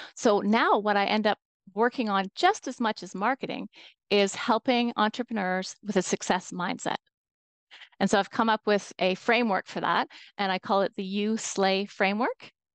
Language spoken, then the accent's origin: English; Toronto, Ontario, Canada; I'm from Toronto, Canada. That's where I'm calling in from today.